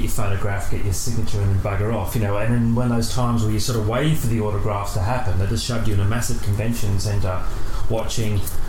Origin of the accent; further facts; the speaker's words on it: Australia; I'm from Australia